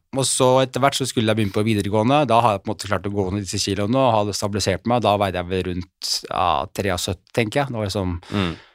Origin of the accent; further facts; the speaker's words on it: Oslo, Norway; Jeg er oppvokst eh, her i Oslo